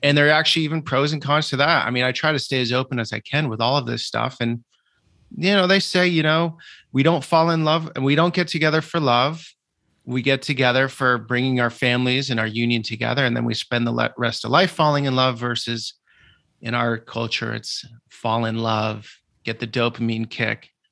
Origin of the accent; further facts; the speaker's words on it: Vermont, United States; moved away; growing up in Vermont in a very rural atmosphere, no exposure to the world